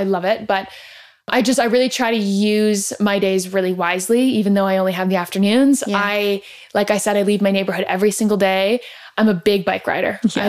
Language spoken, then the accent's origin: English; Toronto, Ontario, Canada; moved away as an adult; now in Paris, France; I grew up biking in Toronto.